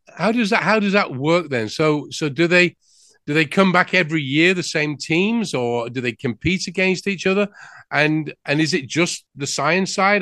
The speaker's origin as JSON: {"language": "English", "region": "England", "country": "United Kingdom", "moved": "yes", "lives_now": "United States", "said": "I'm from England. You might have guessed that by the accent."}